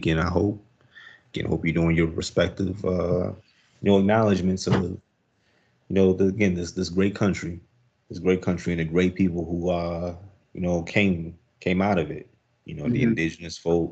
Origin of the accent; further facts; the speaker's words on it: United States; I'm American dude, but as American as they come